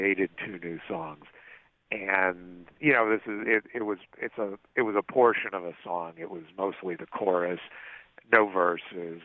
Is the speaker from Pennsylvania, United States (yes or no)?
yes; Pittsburgh, Pennsylvania, United States; moved away; My hometown